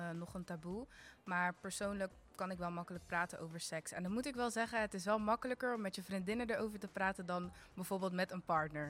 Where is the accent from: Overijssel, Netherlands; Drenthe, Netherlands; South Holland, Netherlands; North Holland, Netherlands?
South Holland, Netherlands; Rotterdam; Ik ben 24 jaar en ik kom uit Rotterdam